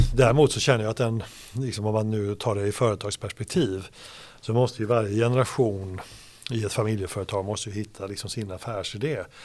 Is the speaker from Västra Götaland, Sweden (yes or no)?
yes; Hindås, Västra Götaland, Sweden; moved away; also born or lived in Gothenburg; Och i närheten där är jag född och sen är jag uppvuxen på den, på den platsen